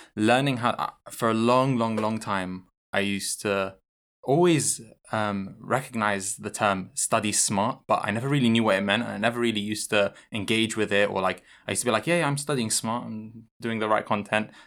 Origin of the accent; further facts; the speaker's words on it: London, United Kingdom; moved away as an adult; now in Newcastle, United Kingdom; I'm from London